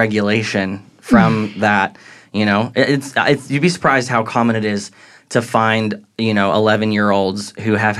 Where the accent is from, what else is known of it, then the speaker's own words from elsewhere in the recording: Southern Illinois, United States; accent: Midwestern; also born or lived in Dallas, Texas; now in Texas, United States; So I was born in Dallas, but I grew up in Southern Illinois, and so I kind of claim a little bit of both